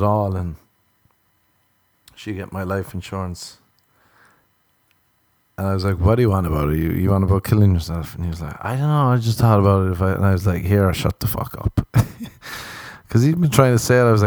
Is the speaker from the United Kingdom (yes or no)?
no; Ireland; I'm Irish.